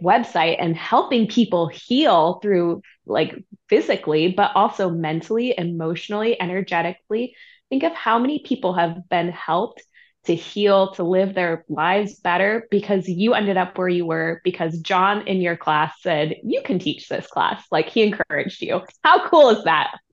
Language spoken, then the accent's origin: English; Santa Barbara, California, United States; I grew up in Santa Barbara, California.